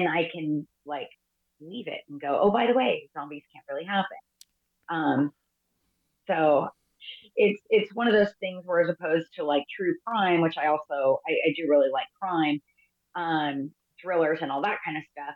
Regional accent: California, United States; I'm from California

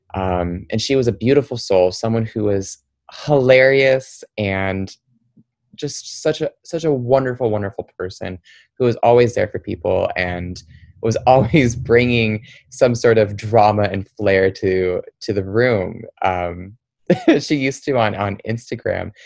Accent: Troy, Michigan, United States; also born or lived in Windsor, Ontario, Canada; after I was born in Windsor, I ended up, uh, my family, we moved over to Detroit and we lived in a suburb called Troy, Michigan. And there, that's where I really grew up.

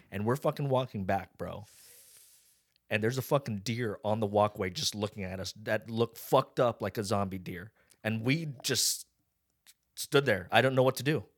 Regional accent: Las Vegas, Nevada, United States; I grew up in Vegas

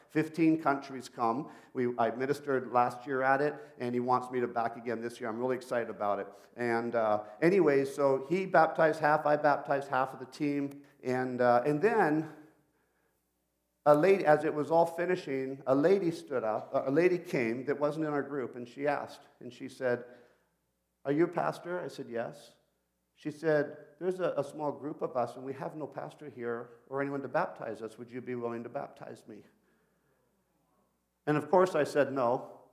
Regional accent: Peru; And I grew up in Peru as a missionary kid. So I started speaking to her in Spanish

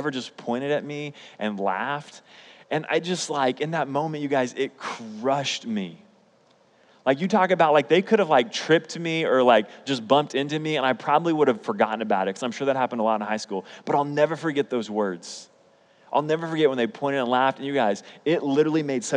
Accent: Oklahoma City, Oklahoma, United States; also born or lived in Edmond, Oklahoma; I grew up in Oklahoma City public schools, which was in Oklahoma City

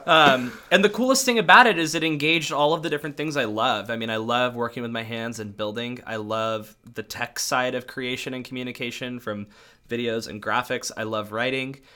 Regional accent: North County, San Diego, California, United States; I grew up in North County, San Diego, so about forty minutes north of, like, the main city area in mostly white suburbs.

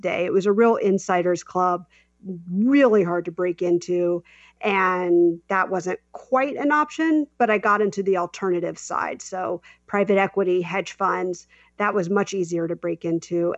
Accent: South Carolina, United States; moved away; also born or lived in New York City; I'm from South Carolina.

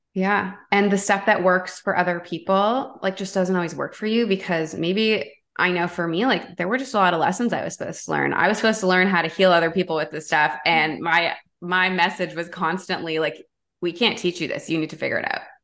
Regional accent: Toronto, Ontario, Canada; I grew up in Toronto, downtown, like big city

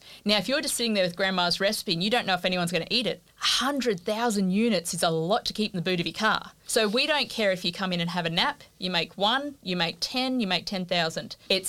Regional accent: Australia; And one of my bugbears as an Australian is if I think Italian, I can think pasta.

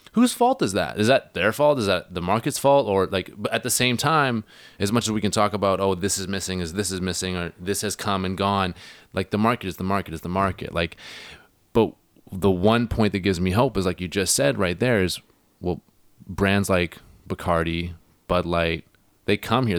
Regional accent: Hornby Island, Vancouver Island, British Columbia, Canada; now in Vancouver, Canada; I'm from Hornby Island, right? I'm from Vancouver Island, as you guys know.

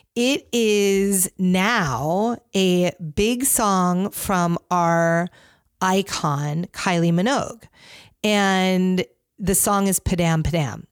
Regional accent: Northeast, United States; I grew up in the Northeast

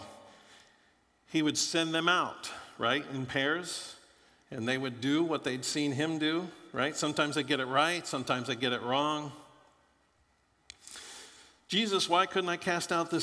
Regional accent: Florida, United States; moved away; I grew up in Florida

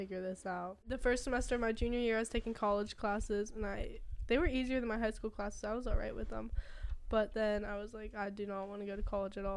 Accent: St. Clairsville, Ohio, United States; I'm from St. Clairsville, Ohio.

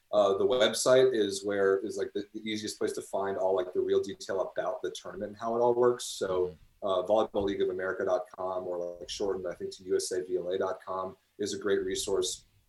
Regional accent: United States; now in Chicago, United States; as an American

